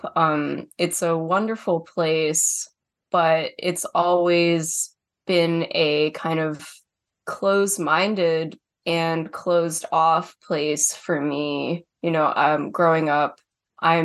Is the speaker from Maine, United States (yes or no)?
yes; Maine, United States; having been born and raised here